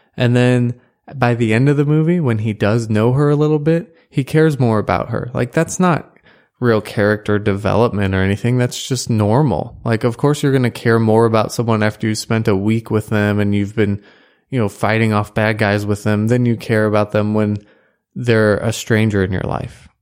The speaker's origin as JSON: {"language": "English", "country": "United States", "said": "as an American"}